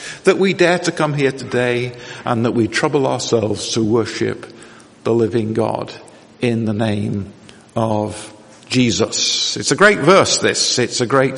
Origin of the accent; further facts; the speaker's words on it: Manchester, North West England, United Kingdom; moved away as an adult; I am what you might call a professional northerner, born and bred in Manchester, and therefore a Mancunian and a Lancastrian